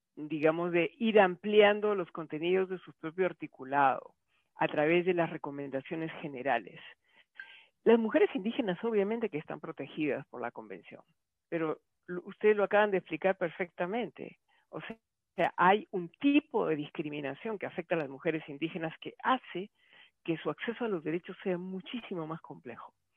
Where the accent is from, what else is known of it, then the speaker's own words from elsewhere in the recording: Peru; yo de Perú